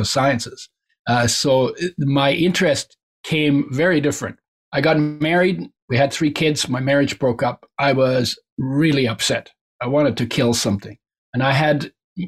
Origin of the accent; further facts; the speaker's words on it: near the West Coast of Canada, Canada; first language German; English is a second language; also born or lived in Germany; I grew up near the West Coast.